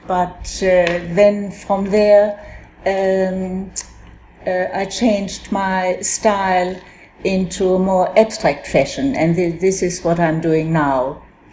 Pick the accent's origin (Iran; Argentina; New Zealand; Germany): Germany; now in Australia; I was born in Germany and I came to Australia in 1960